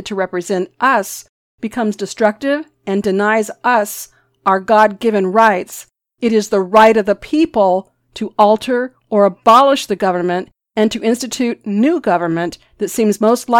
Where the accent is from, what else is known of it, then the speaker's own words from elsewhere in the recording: United States; As American Christians